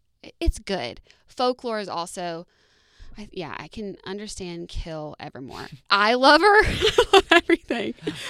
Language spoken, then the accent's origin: English; Alabama, United States; can I tell you that I thought that avocados were a new. Like a new discovery because I'm from Alabama.